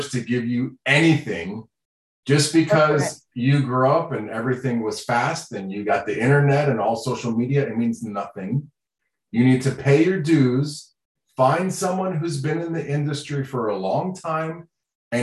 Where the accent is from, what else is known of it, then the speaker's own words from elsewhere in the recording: Florida, United States; first language Sign language; English is a second language; I grew up in Florida